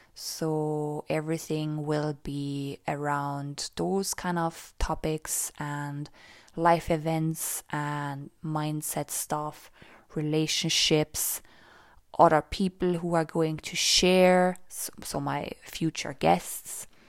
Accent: Austria; now in Cork, Ireland; I live in Cork, the south of Ireland, and I was born and raised in Austria, so I also speak German

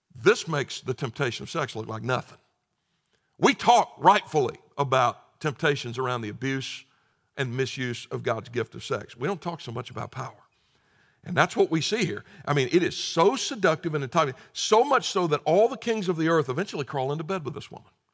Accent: the South, United States; growing up in the South

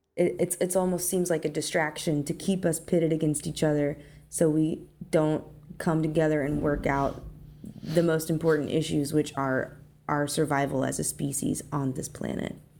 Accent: Arkansas, United States; growing up in Arkansas, when I was younger

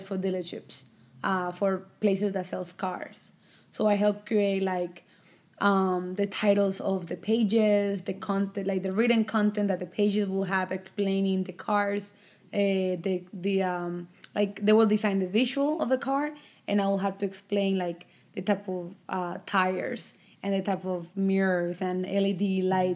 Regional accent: Colombia; also born or lived in Savannah, Georgia; now in United States; Migrated to the United States with my family back in 2006

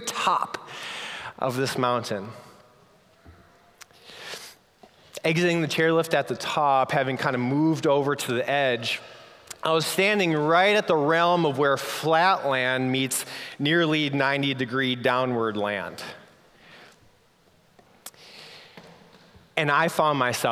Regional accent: Minnesota, United States; I grew up snowboarding on Minnesota's version of mountains.

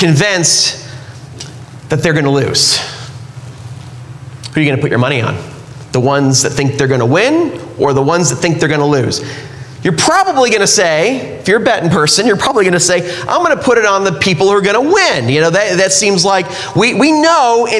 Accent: California, United States; now in Utah, United States; I grew up in California

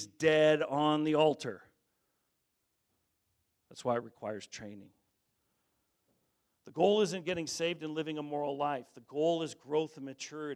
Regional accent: Colorado, United States; I grew up in Colorado

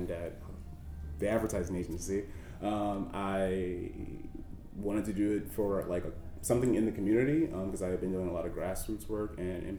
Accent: Baltimore, Maryland, United States; born and raised in Baltimore

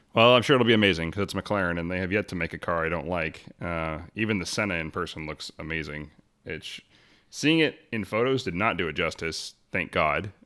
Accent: Arlington, Washington, United States; I grew up in Arlington.

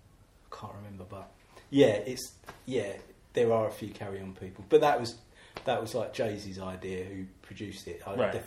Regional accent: Dartford, South East England, United Kingdom; I am from Dartford.

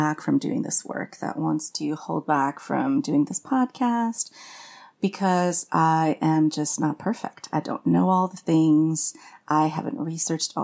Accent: Canada; now in Austin, United States; I'm French Canadian. And my work is as a yoga therapist, writer, and witch. And I live with my family in Austin, Texas

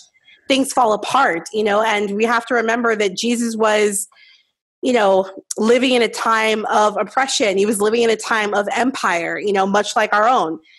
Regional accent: Los Angeles, California, United States; growing up in Los Angeles

